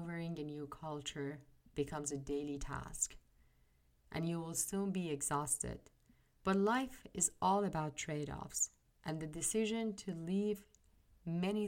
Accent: Iran; moved away as an adult; now in United States; I am originally from Iran. I was born and raised in Iran. I was in my early 30s when I landed in the US.

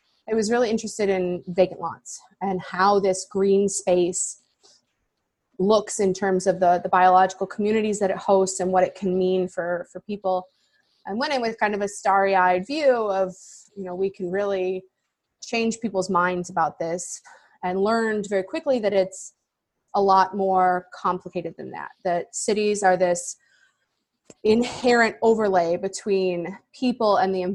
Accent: Chicago, Illinois, United States; I am originally from Chicago. I grew up in the suburbs, spent some time in the city

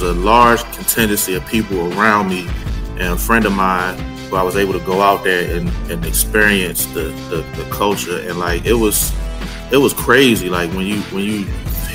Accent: Philadelphia, Pennsylvania, United States; I'm from Philly

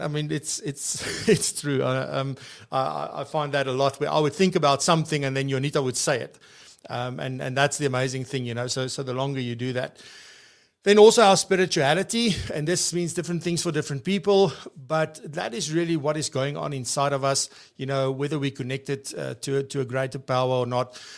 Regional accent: Free State, South Africa; I'm from the Free State

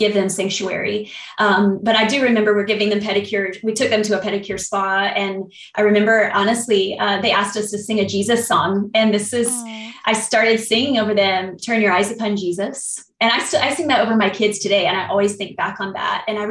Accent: North Carolina, United States; I'm from North Carolina

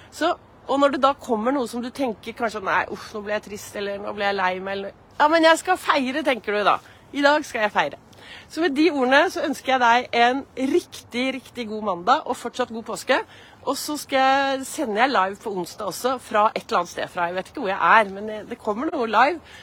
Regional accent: Oslo, Norway; Jeg gikk så mye i Frognerparken

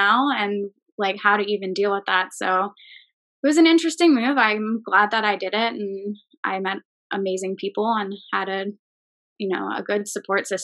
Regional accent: Oley, Pennsylvania, United States; born or raised there; moved away as an adult; also born or lived in Pittsburgh, Pennsylvania; now in Philadelphia, United States

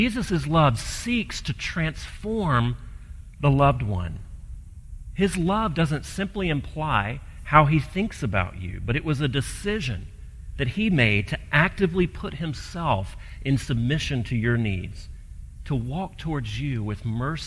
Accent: Gulf Coast, United States; I grew up on the Gulf Coast

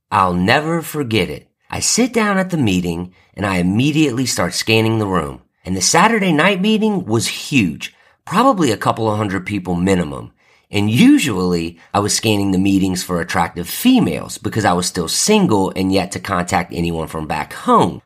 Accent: New Orleans, Louisiana, United States; moved away; I'm from New Orleans, so I'm a huge Saints fan

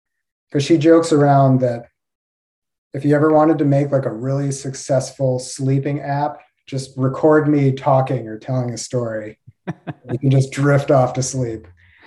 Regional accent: right outside of DC, East Coast, United States; moved away as an adult; also born or lived in Midwest / Los Angeles; now in Alachua, United States; So I grew up on the East Coast in right outside of DC

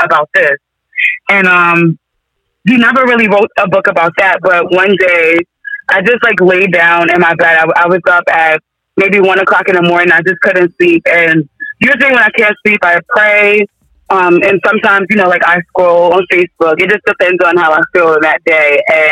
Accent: Yonkers, New York, United States; now in Duxbury, United States; I'm from Yonkers, New York

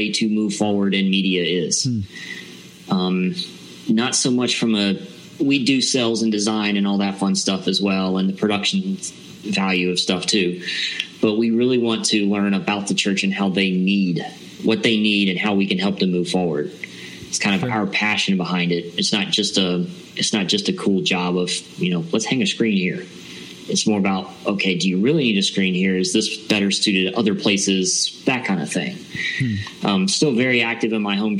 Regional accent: Loganville, Georgia, United States; I'm actually from a little town east of Atlanta called Loganville.

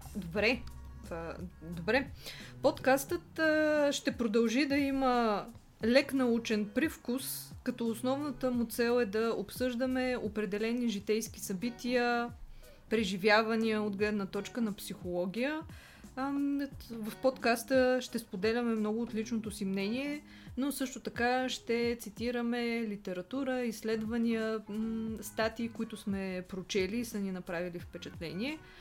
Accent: Plovdiv, Plovdiv Province, Bulgaria; now in Sofia, Bulgaria; аз съм от Пловдив, но от много дълго време живея в София

